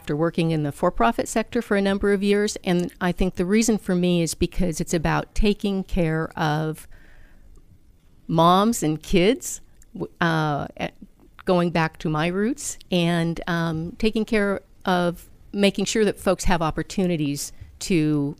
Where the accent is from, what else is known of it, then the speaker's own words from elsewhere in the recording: Medford, Oregon, United States; Medford, Oregon.